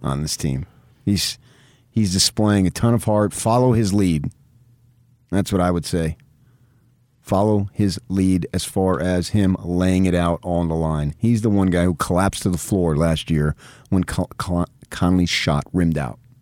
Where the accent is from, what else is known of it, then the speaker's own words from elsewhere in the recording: United States; We're American